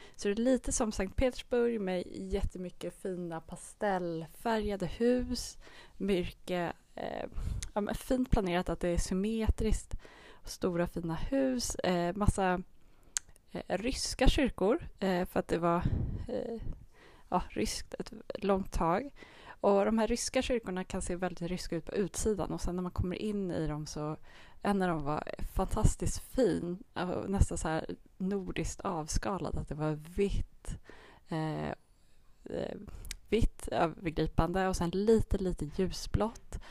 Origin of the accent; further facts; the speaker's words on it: Finland; moved away; min barndom i Finland